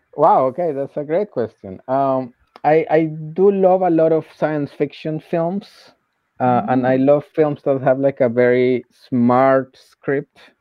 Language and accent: English; Colombia; moved away as an adult; I was working uh, as a teacher in colombia because I'm from Colombia